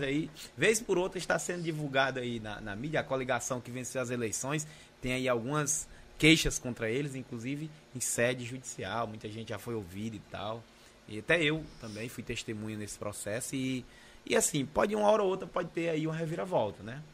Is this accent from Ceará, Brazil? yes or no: yes; Capistrano, Ceará, Brazil; sou de Capistrano, sou filho natural de Capistrano